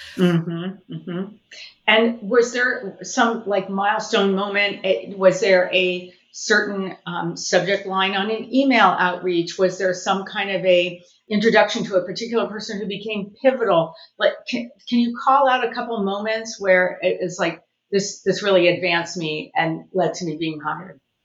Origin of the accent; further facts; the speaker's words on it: Southern California, United States; I'm actually born and raised in Southern California, and I worked